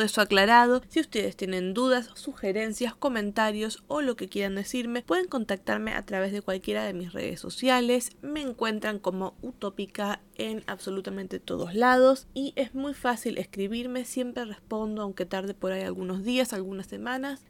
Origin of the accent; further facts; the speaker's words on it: Argentina; accent: Argentine; tengo un acento muy marcado de Argentina